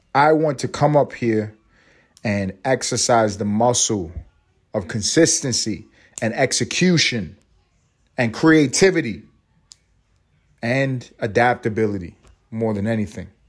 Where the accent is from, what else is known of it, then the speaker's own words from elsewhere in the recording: New York City, New York, United States; I'm from New York City